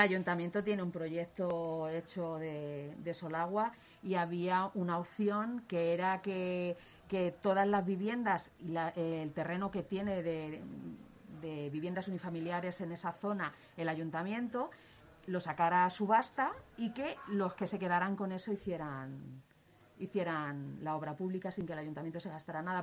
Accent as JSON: {"language": "Spanish", "town": "Leganés", "region": "Community of Madrid", "country": "Spain", "tie": "born or raised there", "said": "es una persona de Leganés, nació en Leganés. Mi padre tenía aquí un negocio"}